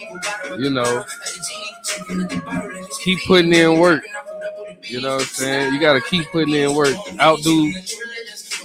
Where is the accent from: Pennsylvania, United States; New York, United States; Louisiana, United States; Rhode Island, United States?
Louisiana, United States; Baton Rouge; from Baton Rouge, Louisiana.